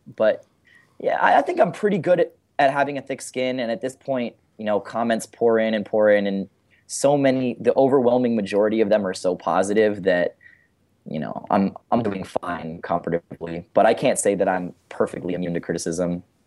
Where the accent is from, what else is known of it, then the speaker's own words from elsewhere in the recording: San Francisco, California, United States; I'm from San Francisco